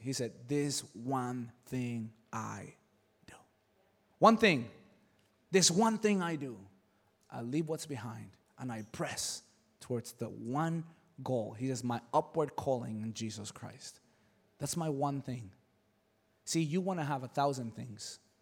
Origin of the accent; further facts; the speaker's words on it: Mexico City, Mexico; moved away; I come from Mexico City